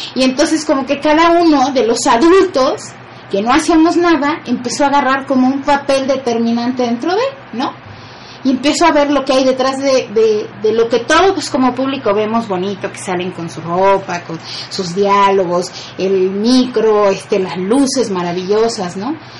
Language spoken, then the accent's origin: Spanish; Poza Rica, Veracruz, Mexico; now in Puebla, Mexico; mi pueblo, y yo sí le digo que ya es una ciudad, se llama Poza Rica